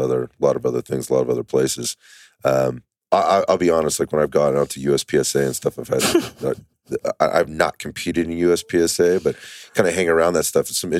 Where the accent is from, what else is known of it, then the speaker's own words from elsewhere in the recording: San Jose, California, United States; I'm from San Jose, California.